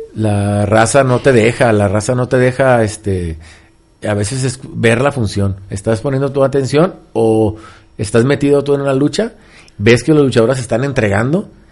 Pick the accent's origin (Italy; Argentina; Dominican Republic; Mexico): Mexico; nosotros como mexicanos y como luchadores